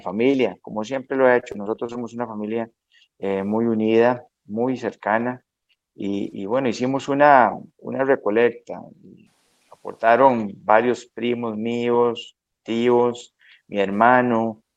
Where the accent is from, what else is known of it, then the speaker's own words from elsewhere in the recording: San Mateo, Alajuela, Costa Rica; nací en el hospital de Alajuela, pero eh, soy de San Mateo, de los Montes del Aguacate, de uno de los distritos de San Mateo.